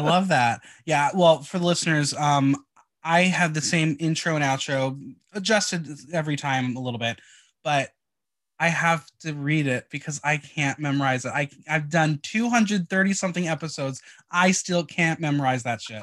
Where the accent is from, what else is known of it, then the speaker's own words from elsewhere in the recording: New Jersey, United States; I am from North Jersey